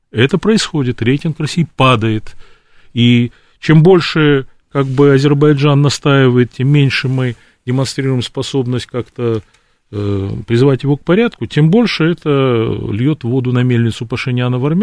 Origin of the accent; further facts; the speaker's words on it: Batumi, Adjara, Georgia; born there; Я русское лицо кавказской национальности. Родился в Батуми. Все мои предки русские, донские казаки